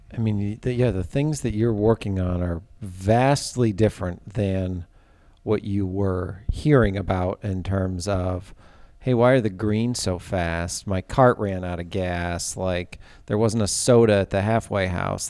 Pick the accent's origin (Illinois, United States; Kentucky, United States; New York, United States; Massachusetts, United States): New York, United States; Ithaca; I'm from Ithaca